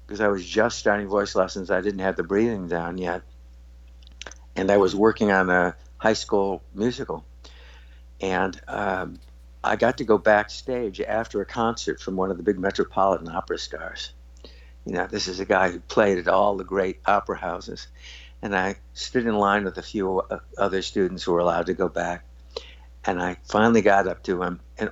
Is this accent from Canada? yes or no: no; Highland Park, Illinois, United States; I grew up in Highland Park, Illinois